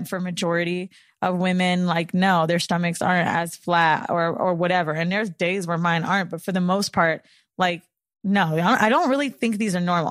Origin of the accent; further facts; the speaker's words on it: Florida, United States; now in New York, United States; I'm from Florida